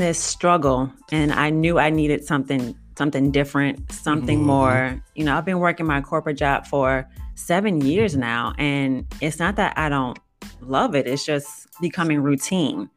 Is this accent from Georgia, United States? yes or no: no; New Orleans, Louisiana, United States; moved away as an adult; now in Dallas, United States; I am originally from New Orleans, but I moved to Dallas about a year ago